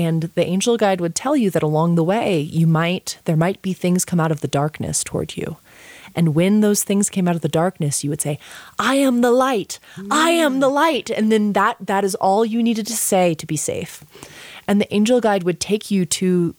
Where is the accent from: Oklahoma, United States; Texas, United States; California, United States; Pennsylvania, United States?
Texas, United States; Austin; born or raised there